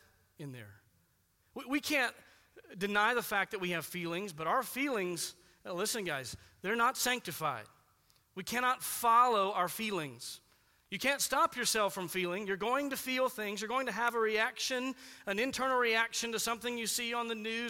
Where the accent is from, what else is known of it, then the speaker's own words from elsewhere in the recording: United States; we're Americans